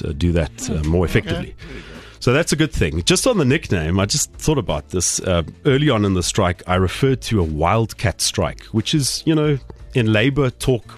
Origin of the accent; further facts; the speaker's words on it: Phalaborwa, Limpopo, South Africa; now in Pretoria, South Africa; growing up in Palaborwa.